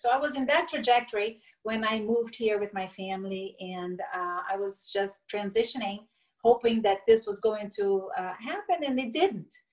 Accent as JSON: {"language": "English", "town": "Brasília", "region": "Federal District", "country": "Brazil", "tie": "born or raised there", "also_born_or_lived": "Niterói, Rio de Janeiro, Brazil", "said": "I was raised in Brasilia, the capital"}